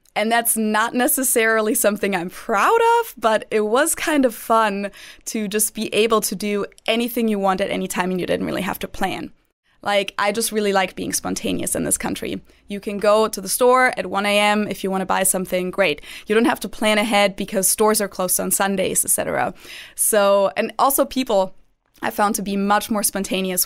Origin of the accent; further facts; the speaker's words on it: Munich, Bavaria, Germany; moved away as an adult; now in Cincinnati, United States; I am from Munich. That's also where I went to university.